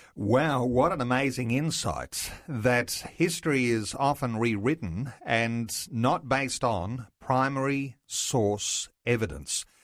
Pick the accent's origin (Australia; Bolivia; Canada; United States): Australia; as Australian Christian believers